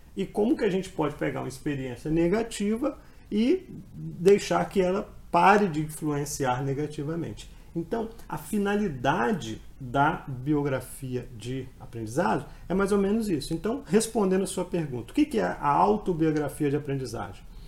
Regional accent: Colatina, Espírito Santo, Brazil; Eu nasci na cidade do interior, do Espírito Santo, né, cidade de Colatina, cidade que eu, minha cidade natal.

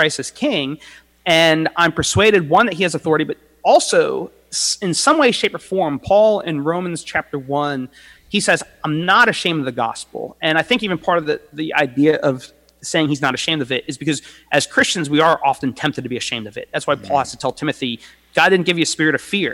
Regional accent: United States; We're Americans

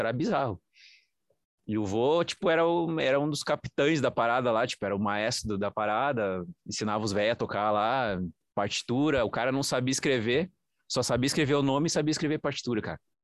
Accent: interior of São Paulo, Brazil; eu sou de lá do interior de São Paulo

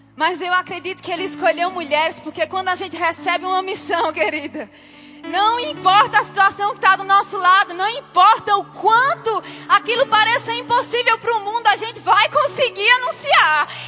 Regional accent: Campina Grande, Paraíba, Brazil; eu sou de Campina Grande.

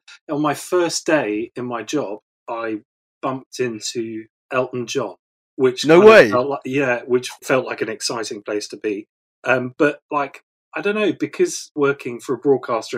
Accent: Weston-super-Mare, South West England, United Kingdom; also born or lived in Taunton; I was brought up in Weston-super-Mare

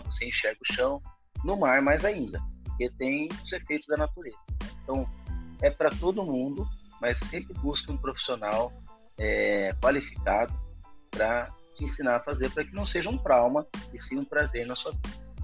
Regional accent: Campinas, São Paulo, Brazil; E mesmo no interior de São Paulo, sou de Campinas

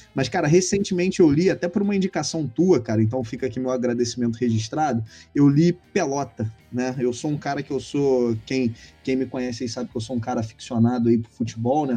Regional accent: Rio de Janeiro, Brazil; accent: carioca; eu, eu sou carioca, né? Deve, a galera que não sabe ainda aí, que é nosso ouvinte, deve perceber por conta do sotaque

